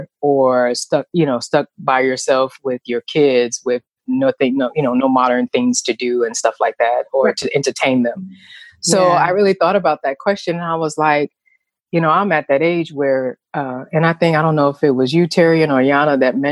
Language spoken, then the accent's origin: English; New York City, New York, United States; I was born and raised in New York City to be exact, back in the 70s